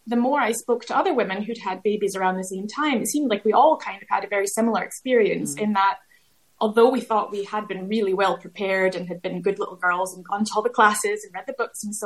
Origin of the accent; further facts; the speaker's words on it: United States; moved away as an adult; also born or lived in Glasgow, United Kingdom; now in United Kingdom; I grew up in America